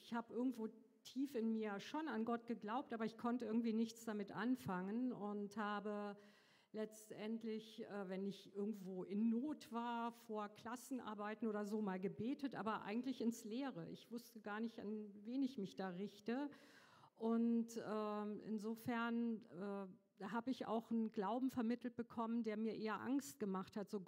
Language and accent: German; Trier, Rhineland-Palatinate, Germany; now in Fengendorf, Germany; ich bin 58 Jahre alt, ich wohne im schönen Fengendorf auf dem Berg, komme gebürtig aus Trier, bin verheiratet, habe drei Kinder.